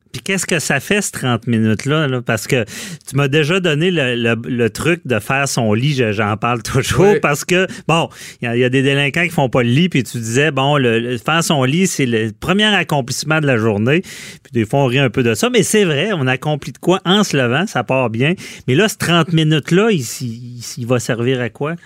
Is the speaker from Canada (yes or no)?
yes; Quebec City, Quebec, Canada; je suis de Québec